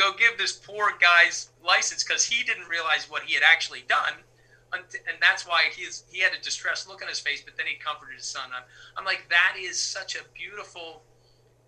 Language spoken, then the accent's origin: English; Philadelphia, Pennsylvania, United States; as Philadelphia people with our insecurities on our sleeve